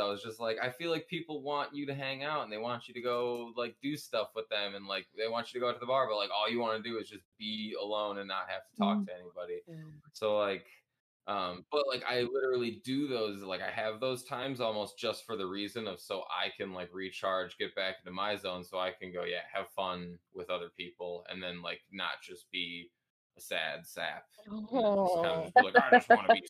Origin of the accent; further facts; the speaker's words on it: Wisconsin, United States; moved away; I'm from Wisconsin